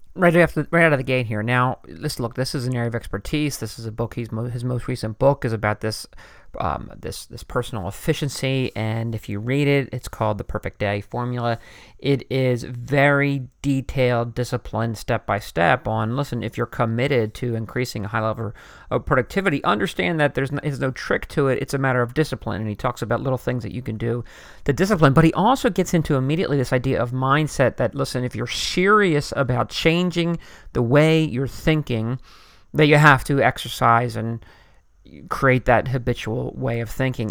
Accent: Philadelphia, Pennsylvania, United States; I'm from the Philadelphia area

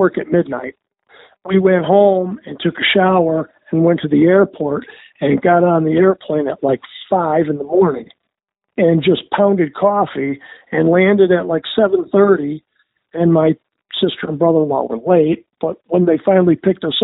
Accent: Michigan, United States; We grew up in Michigan. We had Boblo Island.

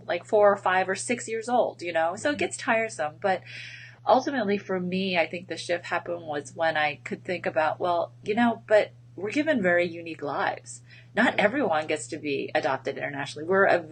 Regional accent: Westchester County, New York, United States; moved away as an adult; also born or lived in Korea; now in St. Louis, United States; I grew up about an hour north of New York City in Westchester County

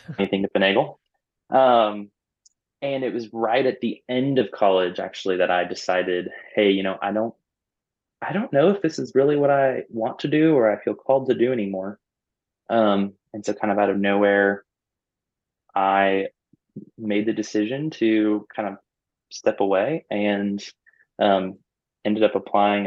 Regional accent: Orlando, Florida, United States; moved away as an adult; I was born and raised in Orlando, Florida

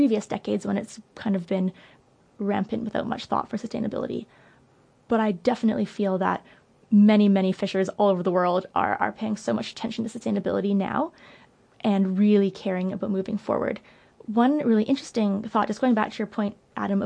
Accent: Canada; I'm Canadian

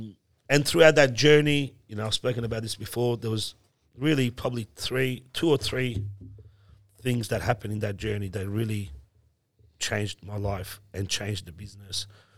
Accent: Iran; born there; Look, man, I'm a Muslim. I was born in Iran. I'm Muslim. My family's Muslim.

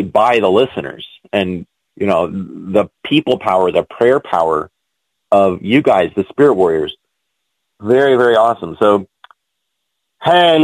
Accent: United States; also born or lived in China; as an American in China

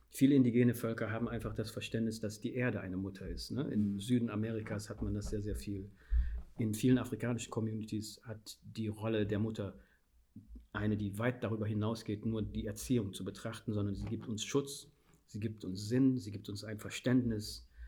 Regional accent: Guinea; first language Fula; German is a second language; now in Germany; ich stamme aus Guinea

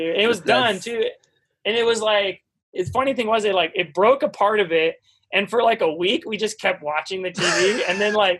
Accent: East Coast, United States; Like, I'm from the East Coast, so they came and visited me.

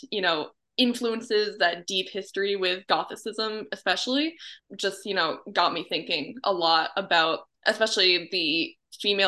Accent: Gray, Maine, United States; my hometown is called Gray. It's in Maine, about 20 minutes or like a half hour north of Portland

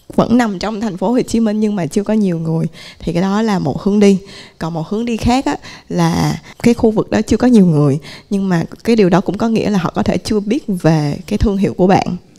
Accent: Vietnam; mình cũng người Việt Nam

